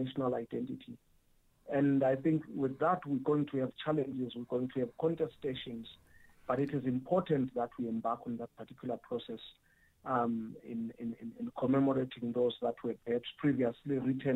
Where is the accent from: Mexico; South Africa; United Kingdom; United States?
South Africa